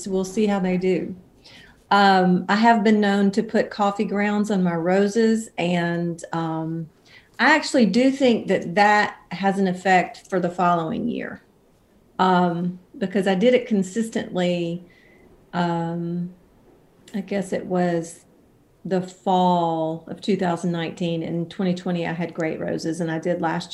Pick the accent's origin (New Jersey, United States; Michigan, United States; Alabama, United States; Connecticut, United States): Alabama, United States; about 90 miles north of Mobile; moved away as an adult; also born or lived in Nashville, Tennessee; I was born in Mobile, Alabama, and I grew up about 90 miles north of there and around